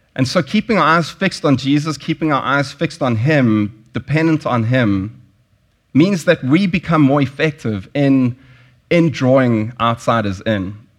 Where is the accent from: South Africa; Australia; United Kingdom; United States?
South Africa; moved away; I grew up in South Africa. I grew up during apartheid